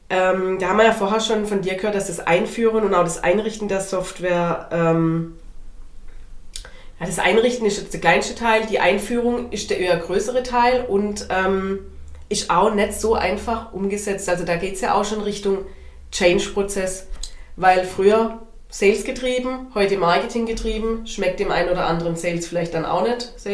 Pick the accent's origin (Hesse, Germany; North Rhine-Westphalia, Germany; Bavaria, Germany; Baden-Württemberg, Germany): Baden-Württemberg, Germany; Wobei ich äh, als Schwabe bin da immer ein bisschen verwirrt.